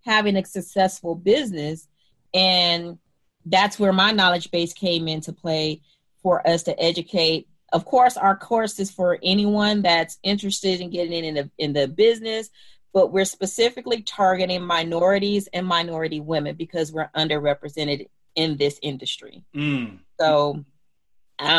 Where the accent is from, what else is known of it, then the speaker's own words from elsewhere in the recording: California, United States; I am a Cali gal, and I grew up somewhat everywhere in California, West LA, South Central, Culver City, just all over